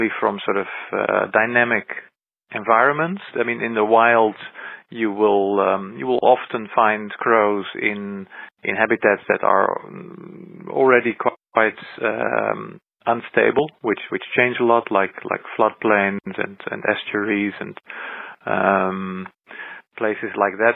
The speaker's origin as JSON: {"language": "English", "country": "Netherlands", "said": "my home country, in the Netherlands"}